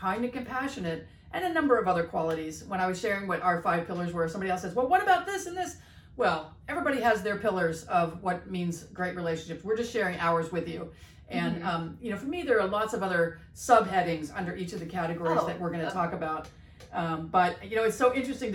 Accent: East Coast, United States; I'm from the East Coast

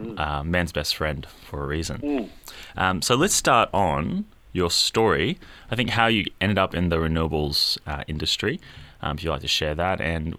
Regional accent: Queensland, Australia; As a Queenslander, I get very confused when I walk out and see ice on the windscreen.

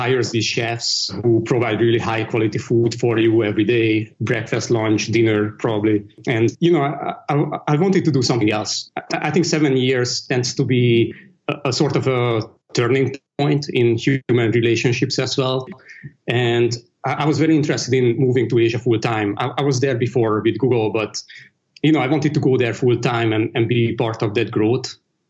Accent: Dublin, County Dublin, Ireland; I grew up in Europe, so all that stuff was actually pretty new to me. when I grew up, it really wasn't as cosmopolitan. I think Dublin had maybe one Indonesian restaurant, maybe a couple of Chinese restaurants.

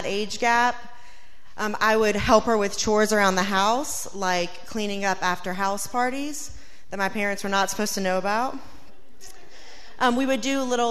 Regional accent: Louisiana, United States; moved away as an adult; now in Norfolk, United States; We're from Louisiana, and people in Louisiana stay close

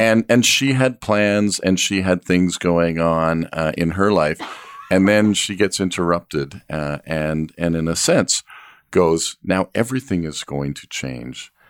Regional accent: Canada; as a Canadian family

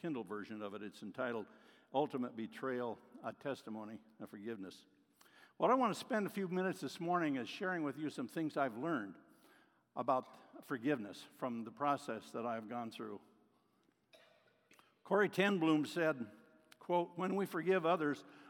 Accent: Oregon, United States; I'm from Oregon

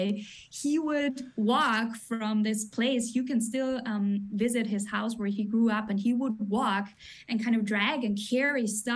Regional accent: Graz, Styria, Austria; English is a second language; moved away as an adult; now in United States; I grew up in Graz, which is a city

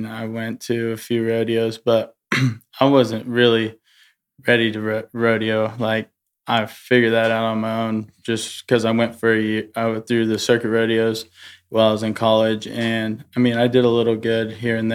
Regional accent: California, United States; moved away as an adult; now in Texas, United States; I grew up in California, and my dad, he roped and trained horses at the house

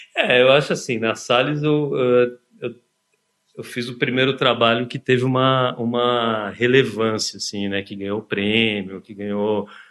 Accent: São Bernardo do Campo, São Paulo, Brazil; also born or lived in Santo André; eu nasci na Progressista Santo André, né? E, enfim, mas só nasci lá e depois eu, eu vivi a minha infância e adolescência do lado, na cidade de São Bernardo. Então, assim, um garoto do ABC

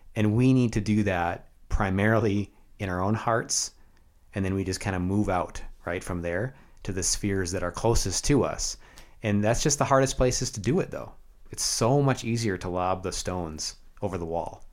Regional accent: United States; also born or lived in Canada; And now I am an American

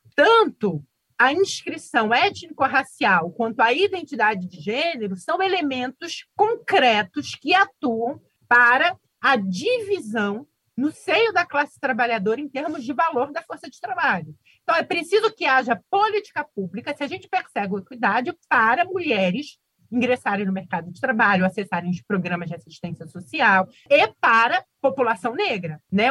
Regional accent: Rio de Janeiro, Brazil; o bairro onde eu nasci

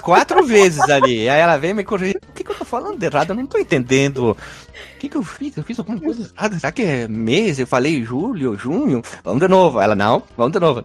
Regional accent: Brazil; a gente é brasileiro

